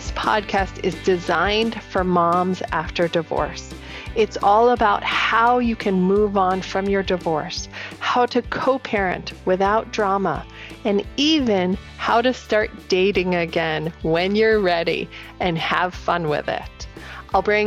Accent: Vermont, United States; I'm a Vermonter

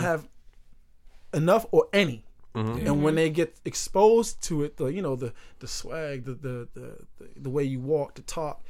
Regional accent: Boston, Massachusetts, United States; "Oh my god, you from Boston?" I was like, "Yeah."

